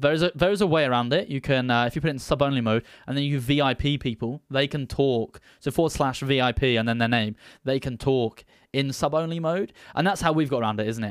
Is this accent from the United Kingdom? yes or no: yes; United Kingdom; I'm a British